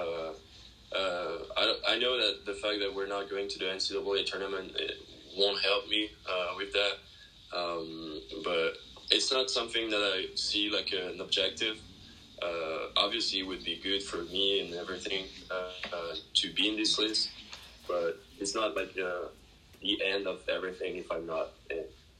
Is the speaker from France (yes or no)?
yes; France; born or raised there; moved away as an adult; now in United States